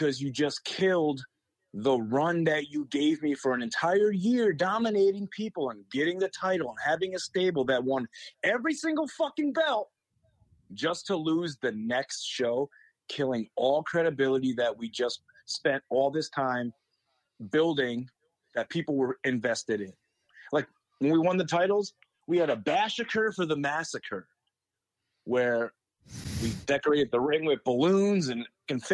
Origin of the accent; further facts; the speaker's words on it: Waterville, United States; my hometown in Waterville